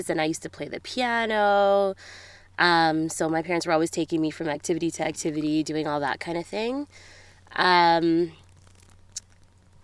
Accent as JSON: {"language": "English", "town": "Edmonton", "region": "Alberta", "country": "Canada", "tie": "born or raised there", "also_born_or_lived": "Australia", "said": "I grew up in Edmonton. Yeah, born and raised here."}